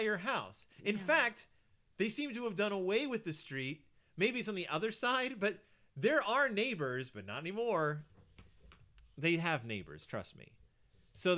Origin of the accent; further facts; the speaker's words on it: Houston, Texas, United States; now in Minnesota, United States; I'm from Texas and we have a lot of mosquitoes because I'm from Houston.